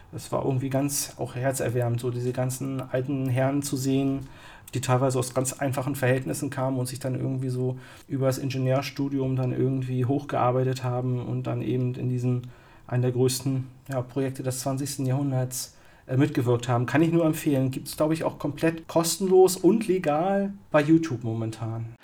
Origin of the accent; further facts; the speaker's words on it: East Germany, Germany; als Kind im Osten